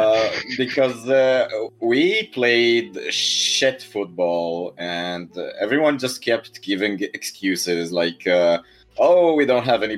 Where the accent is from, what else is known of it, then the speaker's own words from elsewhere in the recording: Israel; our national dish is falafel, and we stole falafel from Egypt. It doesn't originate from here.